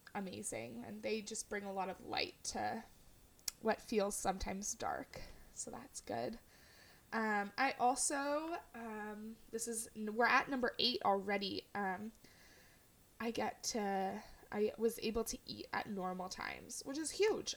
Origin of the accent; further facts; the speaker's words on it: California, United States; now in Portland, United States; I grew up in California